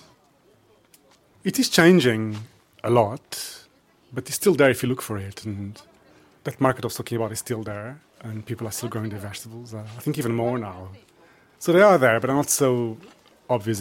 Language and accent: English; Lisbon, Portugal; I grew up in Lisbon